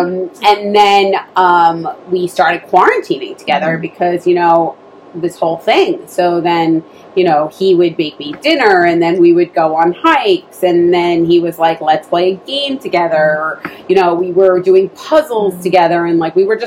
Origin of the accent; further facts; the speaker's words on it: New York City, New York, United States; I grew up in New York City